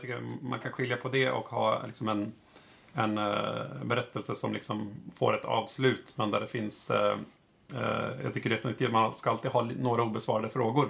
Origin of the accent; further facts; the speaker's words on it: Uppsala, Uppsala County, Sweden; moved away as an adult; now in Stockholm, Sweden; jag kommer från Uppsala, uppvuxen där eh, och bor i Stockholm just nu